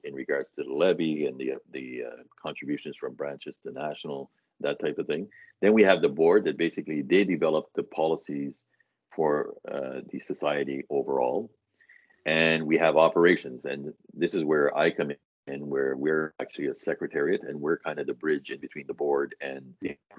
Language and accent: English; New Brunswick, Canada; moved away as an adult; also born or lived in Atlantic Canada; now in Ottawa, Canada; I'm originally from New Brunswick, and then moved around in Atlantic Canada, ended up in Ottawa